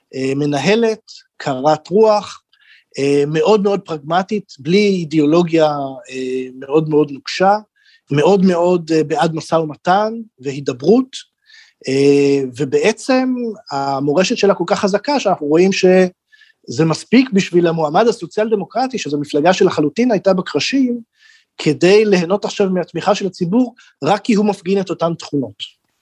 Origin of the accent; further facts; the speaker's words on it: Israel; now in Germany; אני והרבה, אני חושב, ישראלים אחרים